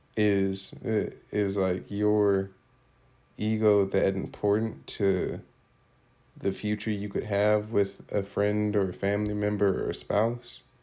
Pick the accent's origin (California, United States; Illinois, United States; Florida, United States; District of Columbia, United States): Illinois, United States; Rockford; moved away; my hometown of Rockford